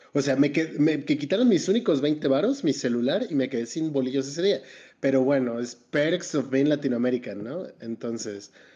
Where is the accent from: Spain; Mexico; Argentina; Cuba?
Mexico; como mexicano